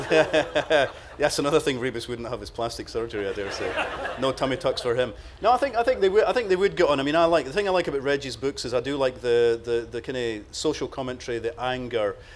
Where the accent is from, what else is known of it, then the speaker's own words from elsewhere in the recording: Croatia; Uh, Croatia.